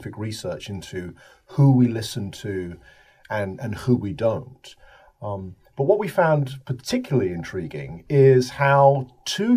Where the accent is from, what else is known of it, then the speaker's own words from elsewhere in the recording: United Kingdom; I am from the United Kingdom, as you can probably guess from my accent